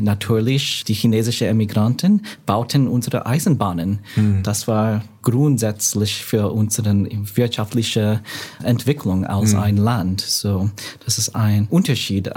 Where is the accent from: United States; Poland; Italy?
United States; New York; German is a second language; moved away as an adult; now in Hamburg, Germany; Ich bin ein New Yorker. Ich bin in New York geboren und aufgewachsen